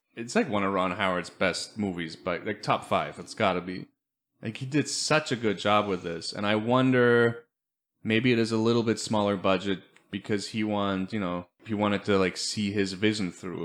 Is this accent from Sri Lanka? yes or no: no; Germany; moved away; we grew up with him in Germany